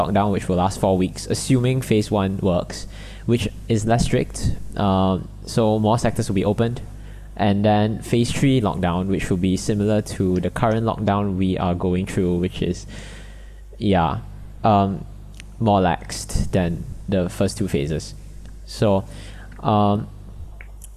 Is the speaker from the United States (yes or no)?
no; Malaysia; accent: Malaysian; we are from Malaysia.